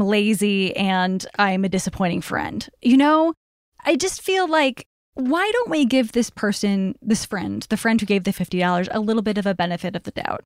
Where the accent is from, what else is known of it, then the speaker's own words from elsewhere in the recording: Chicago, Illinois, United States; I grew up in Chicago, too.